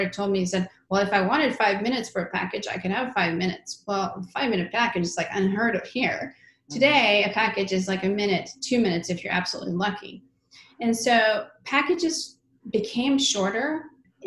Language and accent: English; Sweden; moved away; I grew up in Sweden.